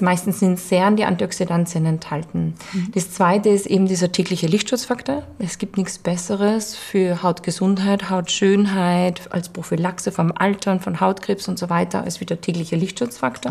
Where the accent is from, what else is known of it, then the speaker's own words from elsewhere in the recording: Vienna, Austria; bei uns in Wien